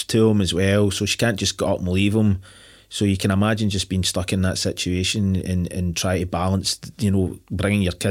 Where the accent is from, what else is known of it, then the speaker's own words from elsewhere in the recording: Glasgow, Scotland, United Kingdom; growing up in Glasgow